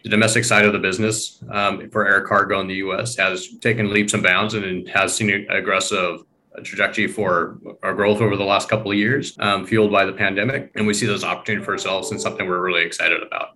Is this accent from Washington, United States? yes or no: yes; Eastern Washington, United States; I grew up in Eastern Washington